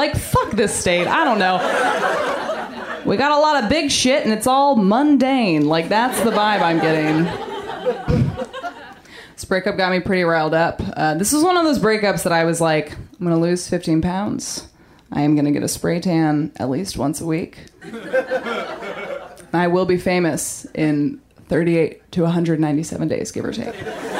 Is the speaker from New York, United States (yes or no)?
no; Maine, United States; No, Maine. I'm from Maine.